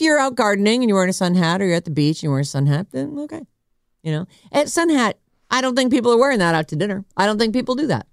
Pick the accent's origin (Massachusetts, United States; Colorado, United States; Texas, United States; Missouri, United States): Massachusetts, United States; now in California, United States; I grew up in Massachusetts, which is northeast.